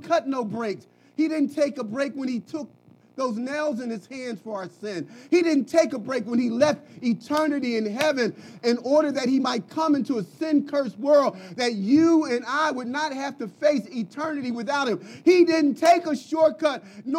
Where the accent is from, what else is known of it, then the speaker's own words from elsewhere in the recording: Philadelphia, Pennsylvania, United States; moved away; also born or lived in Dallas; I'm from Philly.